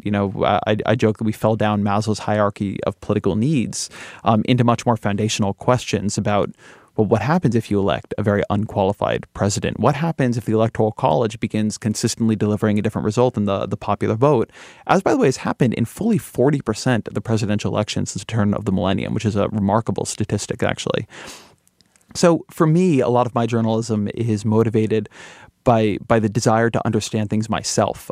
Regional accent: California, United States; I'm Californian

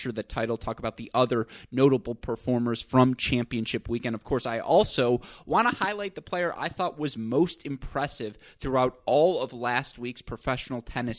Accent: Southeast Michigan, United States; I grew up in the Southeast Michigan tennis bubble

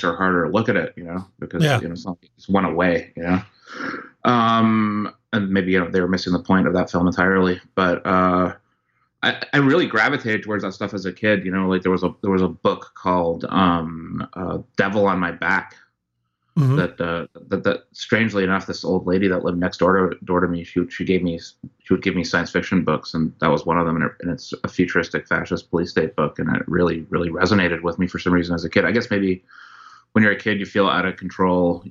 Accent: Victoria, British Columbia, Canada; I grew up in Victoria, BC, okay. Canada, but my dad had a condo in Century City.

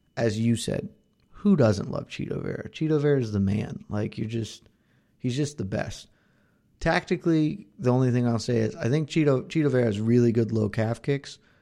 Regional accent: the South, United States; I'm from the South

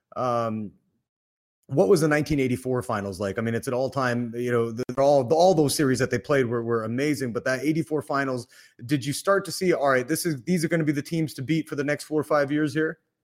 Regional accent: Canada; now in Los Angeles, United States; I'm from Canada

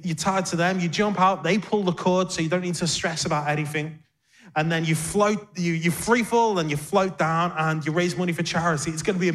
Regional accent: Liverpool, North West England, United Kingdom; moved away as an adult; now in London, United Kingdom; we were youth pastors at a great church in my hometown of Liverpool

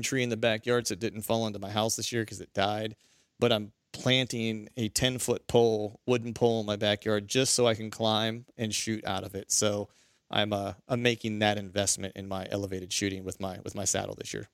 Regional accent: near Seven Springs, Pennsylvania, United States; Pennsylvania, which isn't, which is, you know, not far from my hometown.

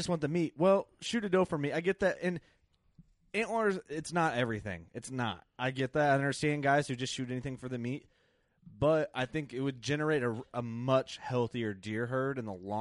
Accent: Illinois, United States; being born and growing up in Illinois

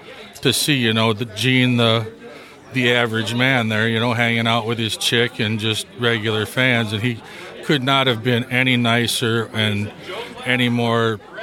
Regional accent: Sterling, Illinois, United States; I'm from Sterling, Illinois.

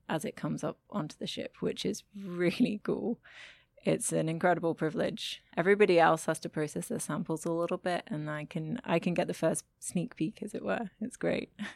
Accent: United Kingdom; moved away as an adult; also born or lived in Germany; now in Frankfurt, Germany; I am a British scientist, but I currently live and work in Germany at the Goethe Universität.

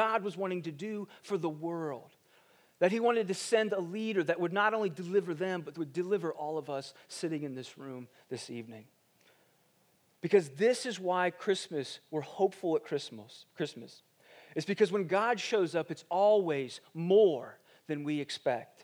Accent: Ohio, United States; moved away; I grew up in Ohio, and when we moved to Ohio, we moved into this neighborhood

